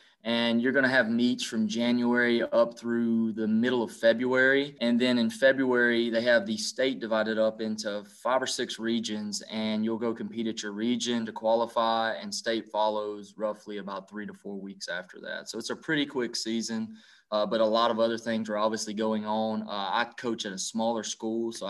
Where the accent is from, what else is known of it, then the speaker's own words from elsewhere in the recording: Manny, United States; also born or lived in Hawaii; I'm from Manny, grew up here, went to school here